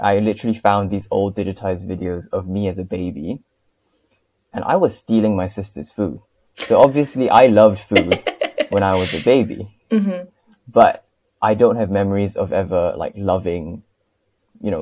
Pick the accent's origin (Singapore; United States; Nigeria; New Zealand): Singapore; also born or lived in United Kingdom; born and raised in Singapore from, you know, 0 to like 20